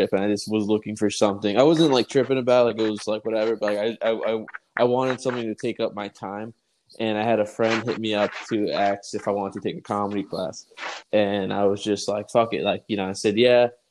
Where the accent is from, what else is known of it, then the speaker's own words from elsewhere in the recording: Long Island, New York, United States; being from like Long Island